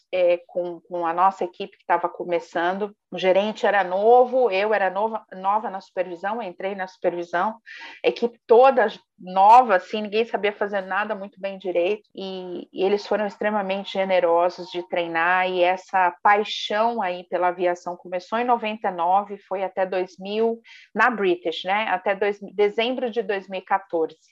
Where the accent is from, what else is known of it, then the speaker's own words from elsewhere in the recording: Brazil; nós brasileiros